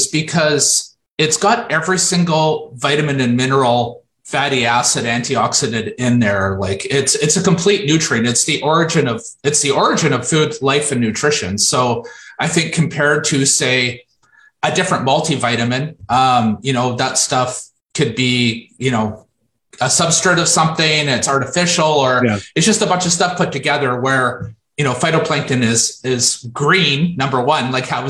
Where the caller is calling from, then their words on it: Moncton, New Brunswick, Canada; I'm in Moncton, New Brunswick.